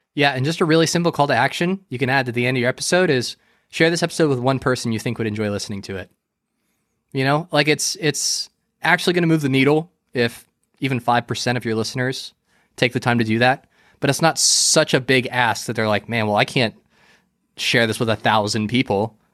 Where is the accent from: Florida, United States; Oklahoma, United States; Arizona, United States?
Florida, United States; I grew up and I was raised here, so I'm, I'm definitely a Florida boy